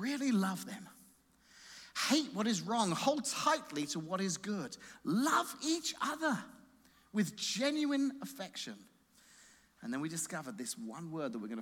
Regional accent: England, United Kingdom; moved away; Growing up in England, I went to a grade school

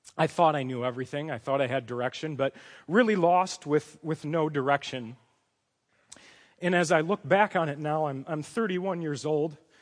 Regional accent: Chicago, Illinois, United States; I come from a Chicago, Polish, Roman Catholic family. My dad's a retired Teamster truck driver, Uh, we grew up in the Roman Catholic tradition

